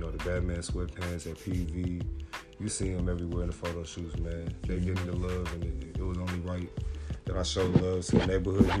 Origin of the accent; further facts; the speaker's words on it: Nigeria; now in Austin, United States; I'm Nigerian